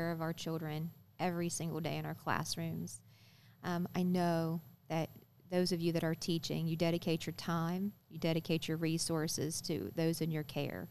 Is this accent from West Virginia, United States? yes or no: yes; Parkersburg, West Virginia, United States; also born or lived in Fairmont, West Virginia; when we moved back to Parkersburg, my family did, when I was 8